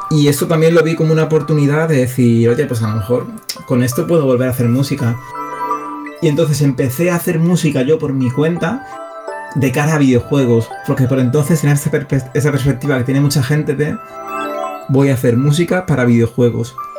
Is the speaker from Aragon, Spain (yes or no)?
no; Seville, Andalusia, Spain; aparte soy de Sevilla